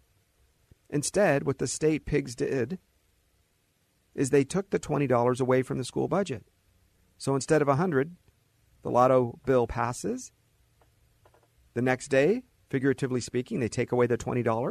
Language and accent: English; Southern California, United States